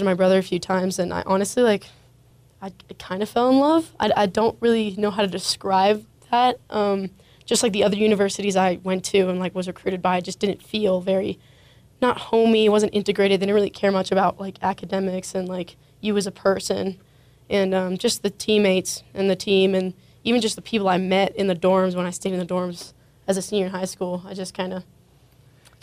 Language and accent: English; New Braunfels, Texas, United States; moved away as an adult; I'm from New Braunfels, Texas, which is near San Antonio